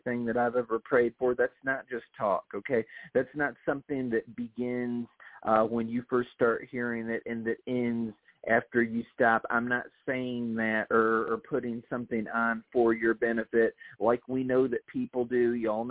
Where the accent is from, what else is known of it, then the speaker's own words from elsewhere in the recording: Toledo, Ohio, United States; now in Tennessee, United States; I grew up in Toledo, Ohio